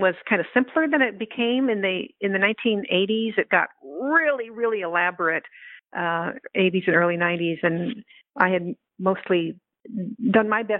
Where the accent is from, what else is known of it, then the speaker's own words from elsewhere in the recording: the Bay Area, California, United States; It was a big part of our social life growing up in the Bay Area in the 1960s.